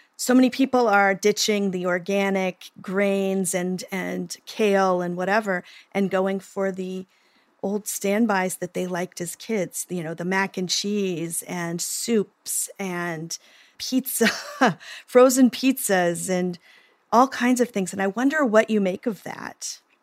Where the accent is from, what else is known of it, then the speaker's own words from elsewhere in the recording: Oklahoma, United States; I'm from Oklahoma